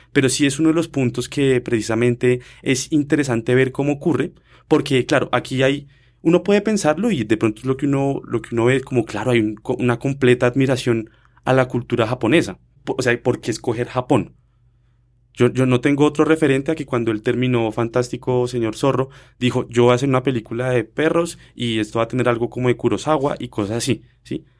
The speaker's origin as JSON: {"language": "Spanish", "country": "Colombia", "said": "nosotros como colombianos"}